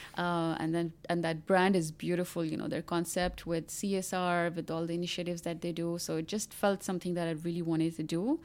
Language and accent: English; Pakistan; I'm from Pakistan. Most of my life I have been, uh, living in Pakistan